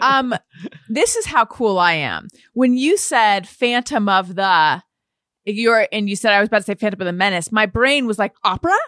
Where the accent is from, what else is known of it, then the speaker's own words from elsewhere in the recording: Orange County, California, United States; I grew up in Orange County, California